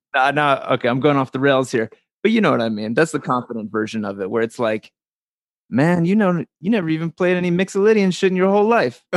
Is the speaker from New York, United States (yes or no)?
no; New Jersey, United States; the little town I grew up in New Jersey